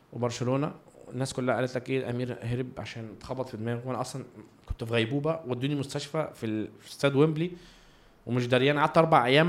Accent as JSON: {"language": "Arabic", "country": "Egypt", "said": "إحنا في كمصريين"}